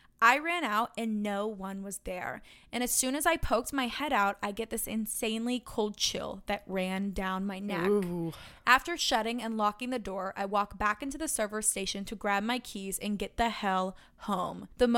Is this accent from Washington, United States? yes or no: no; St. Augustine, Florida, United States; I'm from St. Augustine, Florida, which prides itself on being the oldest city in the United States.